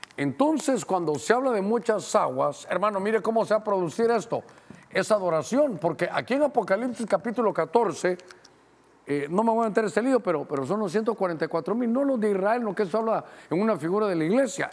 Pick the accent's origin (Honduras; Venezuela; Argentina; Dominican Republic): Honduras; a mí como catracho